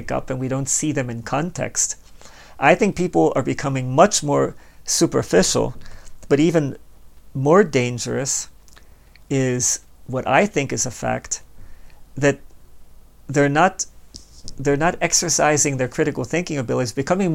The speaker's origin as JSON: {"language": "English", "town": "Baltimore", "region": "Maryland", "country": "United States", "tie": "born or raised there", "also_born_or_lived": "Hanover, Pennsylvania", "moved": "as an adult", "said": "I was born and raised in Baltimore"}